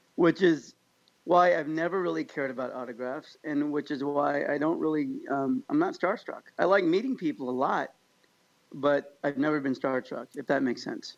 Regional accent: Kansas, United States; now in California, United States; I grew up in Kansas where you do say hi to everybody on the sidewalk

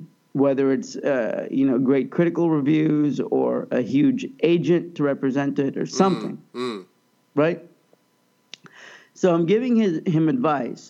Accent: Kansas, United States; also born or lived in Pakistan; I was born there, but I grew up in Kansas

